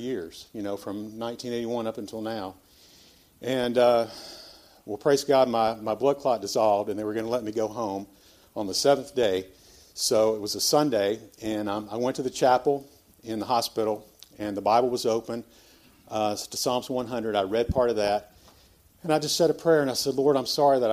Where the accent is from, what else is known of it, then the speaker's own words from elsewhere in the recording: Memphis, Tennessee, United States; I was born here in Memphis, Christian parents